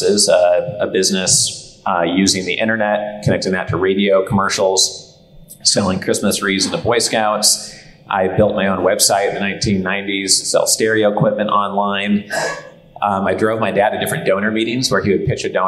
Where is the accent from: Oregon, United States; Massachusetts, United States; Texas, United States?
Oregon, United States; Portland; So we grew up in Portland, Oregon, is where I spent most of my childhood.